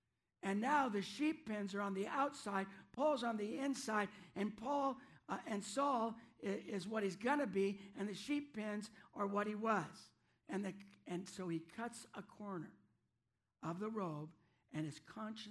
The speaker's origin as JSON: {"language": "English", "town": "Aberdeen", "region": "Washington", "country": "United States", "tie": "born or raised there", "also_born_or_lived": "Central Park, Washington", "said": "we came from Aberdeen, but not just any place in Aberdeen. We came from South Aberdeen on Boone Street. That was my parents' first house"}